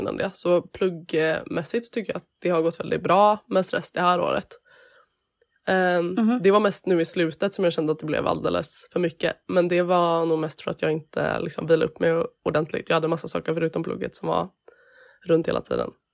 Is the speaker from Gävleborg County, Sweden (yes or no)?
no; Gothenburg, Västra Götaland, Sweden; moved away; hemma i Göteborg